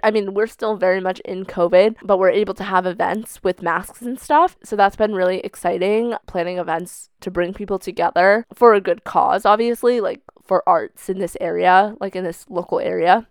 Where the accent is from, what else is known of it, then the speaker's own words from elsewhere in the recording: outside Boston, Massachusetts, United States; moved away as an adult; also born or lived in China / New Hampshire / Vermont; now in Vermont/New Hampshire border, United States; I grew up in a city right outside of Boston, Massachusetts